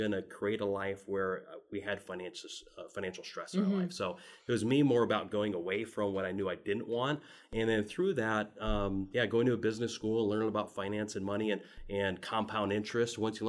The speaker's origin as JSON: {"language": "English", "region": "Midwest", "country": "United States", "tie": "born or raised there", "said": "And for me, we grew up in the Midwest, and I'd say a middle-class family, and had a lot of the financial stresses that most middle-class families do."}